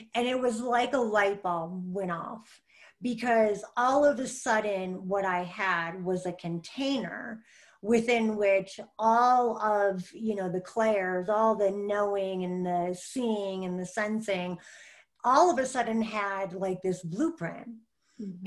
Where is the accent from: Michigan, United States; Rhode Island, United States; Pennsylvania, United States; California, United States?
Michigan, United States; I grew up in Michigan